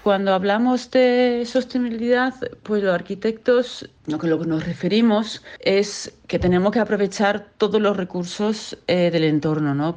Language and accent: Spanish; Denmark; moved away as an adult; also born or lived in Costa del Sol, Spain; now in Spain; soy danesa, eh, llevo ya 28 años aquí